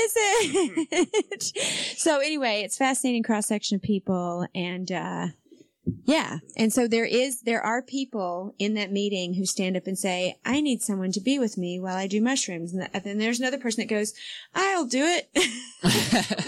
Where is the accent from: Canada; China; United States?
United States; Spartanburg, South Carolina; moved away; Spartanburg, South Carolina, is basically my hometown